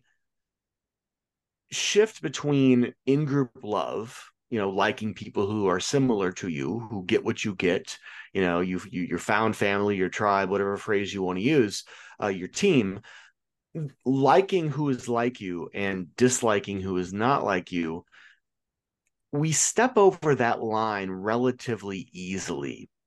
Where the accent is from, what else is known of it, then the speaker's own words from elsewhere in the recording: Illinois, United States; I'm from Illinois